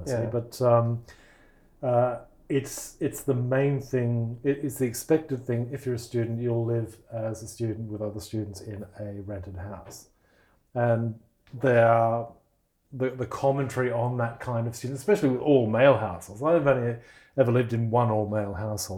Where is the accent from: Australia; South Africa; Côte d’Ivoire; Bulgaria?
Australia; I'm Russian background, but I grew up as an English-speaking Australian